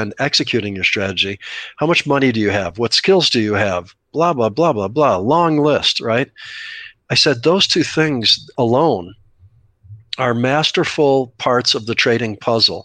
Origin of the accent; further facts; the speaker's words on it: Scottsdale, Arizona, United States; Scottsdale, my hometown